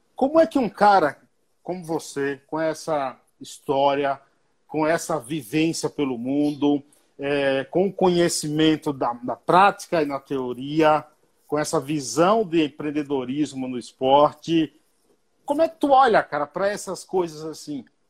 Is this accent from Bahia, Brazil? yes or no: yes; Paiaiá, Bahia, Brazil; now in São Paulo, Brazil; eu saí lá do Paiaiá, na Bahia, para vir para São Paulo